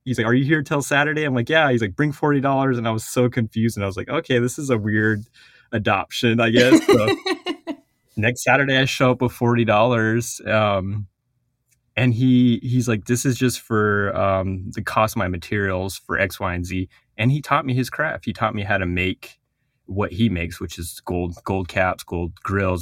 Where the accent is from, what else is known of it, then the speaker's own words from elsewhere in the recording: Four Corners, United States; first language Navajo; English is a second language; I'm from the Navajo Nation. um, in the Four Corners region of the United States.